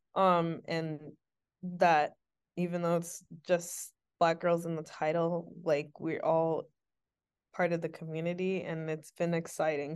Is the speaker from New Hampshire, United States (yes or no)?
no; Syracuse, New York, United States; I was a kid from Syracuse with an iPad and a dream